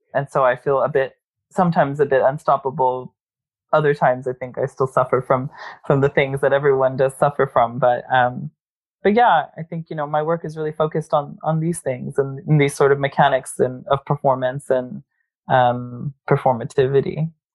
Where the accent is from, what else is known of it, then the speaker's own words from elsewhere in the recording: Corpus Christi, Texas, United States; moved away; growing up in Corpus Christi definitely formed a lot of who I am today